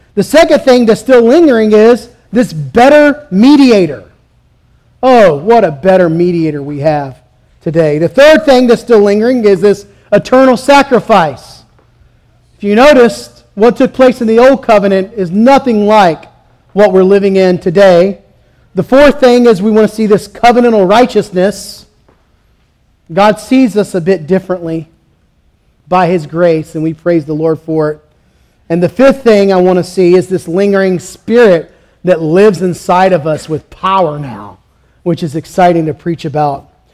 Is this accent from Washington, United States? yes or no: no; Southeast Georgia, United States; I'm from Southeast Georgia